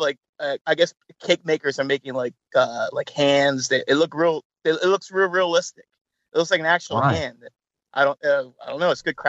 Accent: Canada

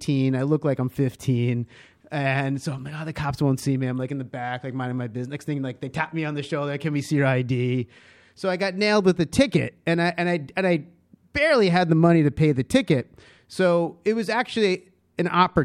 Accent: Long Island, New York, United States; moved away as an adult; also born or lived in Madison, Wisconsin; I grew up in Long Island

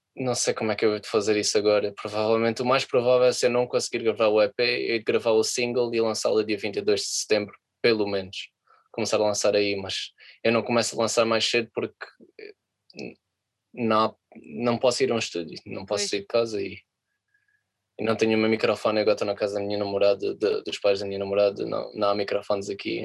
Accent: Portugal; moved away as an adult; now in London, United Kingdom; como eu sou português

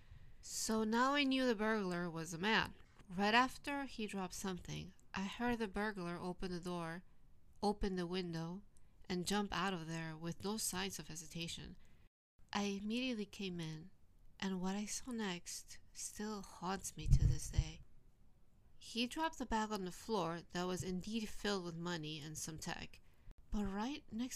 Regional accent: New Jersey, United States; now in Tokyo, Japan; my hometown in New Jersey

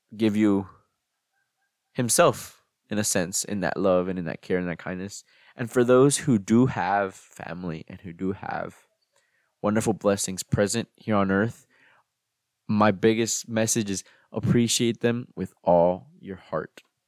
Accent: United States; me growing up in the United States and celebrating Thanksgiving

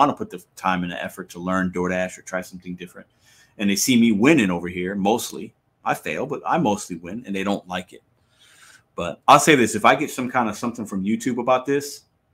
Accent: St. Louis, Missouri, United States; I'm a dude from St. Louis

